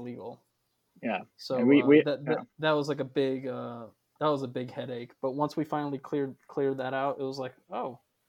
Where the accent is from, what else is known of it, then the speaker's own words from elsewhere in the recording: United States; we're just two Albanians who were born and raised in America.